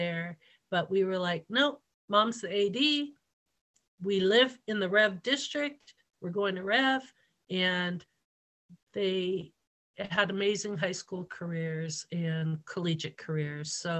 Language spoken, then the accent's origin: English; Hawaii, United States; moved away; I surfed in high school when I grew up in Hawaii